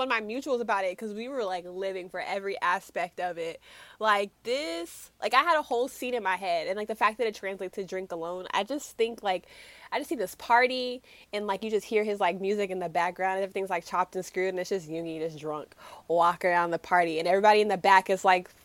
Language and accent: English; Austin, Texas, United States; I'm not even from Houston, just being from Texas